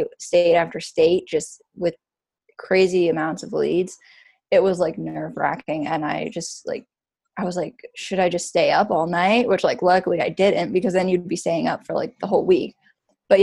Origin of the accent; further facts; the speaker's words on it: Kailua, Hawaii, United States; moved away as an adult; now in Portland, United States; my hometown is Kailua, Oahu in Hawaii.